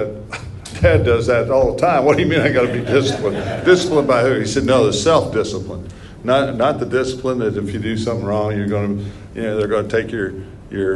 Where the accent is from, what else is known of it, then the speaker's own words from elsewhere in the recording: New Castle, Indiana, United States; Growing up in Newcastle